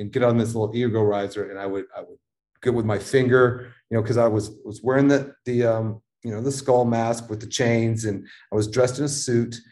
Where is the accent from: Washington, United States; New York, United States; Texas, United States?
Texas, United States; Dallas; moved away; also born or lived in Denver, Colorado; I grew up in Dallas. As a kid, I went to that shed to see shows